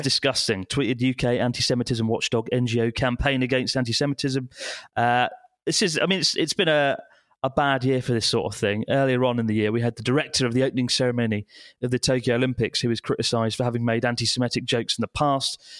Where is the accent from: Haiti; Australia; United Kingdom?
United Kingdom; now in Japan; British people, we are a bit more, I don't know, I think we keep our opinions to ourselves a bit more generally